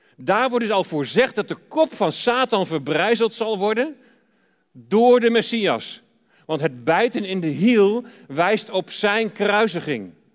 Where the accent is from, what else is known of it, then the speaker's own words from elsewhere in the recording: Deventer, Overijssel, Netherlands; moved away; Wij komen oorspronkelijk uit Deventer